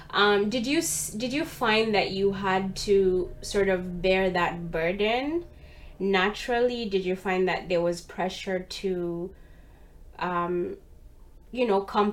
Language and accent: English; Uganda; now in Canada; I'm Ugandan, born and bred in Uganda.